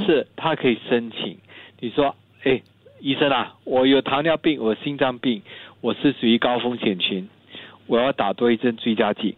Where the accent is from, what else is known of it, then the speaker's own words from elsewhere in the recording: Singapore; 我们新加坡人